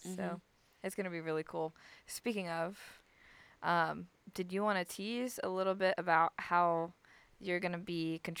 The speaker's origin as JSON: {"language": "English", "region": "Florida", "country": "United States", "said": "where are you from? I'm like, Florida."}